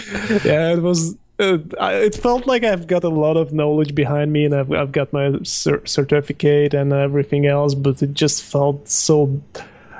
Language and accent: English; Tajikistan; moved away as an adult; also born or lived in Turkey; now in London, United Kingdom; I'm from Tajikistan, which is a former USSR republic, and I was born